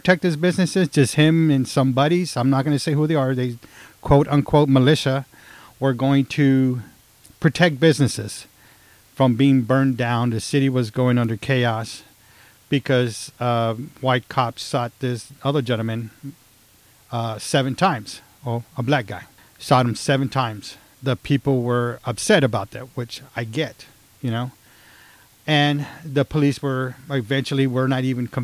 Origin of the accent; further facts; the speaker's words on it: Texas, United States; I'm from Texas